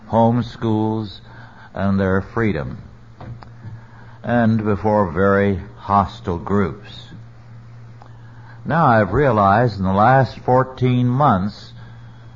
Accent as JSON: {"language": "English", "region": "Central Valley of California", "country": "United States", "tie": "born or raised there", "said": "I grew up in the great Central Valley of California"}